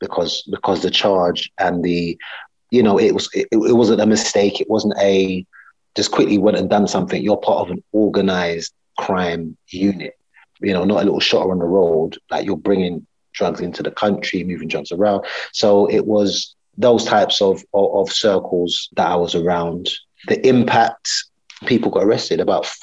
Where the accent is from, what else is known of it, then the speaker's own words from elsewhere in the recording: United Kingdom; Yes, British Yardie. I'm British Yardie.